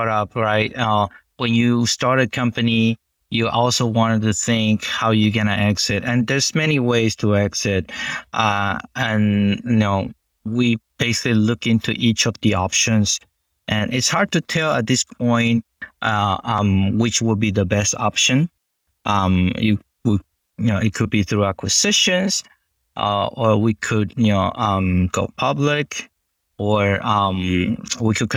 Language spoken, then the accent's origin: English; Guatemala; moved away; I'm an Asian descendant, been born and raised in Guatemala, which is South Central America, next to Mexico